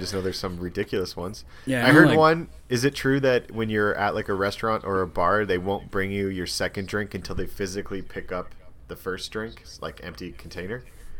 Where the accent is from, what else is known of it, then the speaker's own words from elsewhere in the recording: Alberta, Canada; Well, I am from Alberta